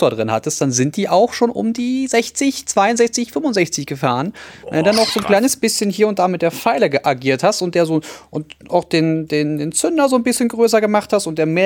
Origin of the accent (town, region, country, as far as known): Brandenburg, Germany